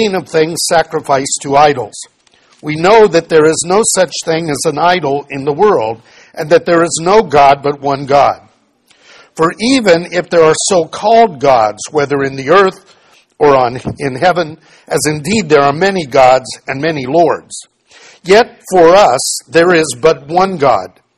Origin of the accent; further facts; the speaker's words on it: United States; we grew up where idolatry in America simply wasn't practiced